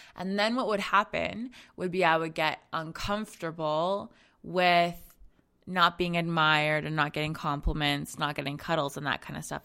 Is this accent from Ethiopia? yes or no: no; Zambia; I'm from Zambia, um, and so my family is, is from there as well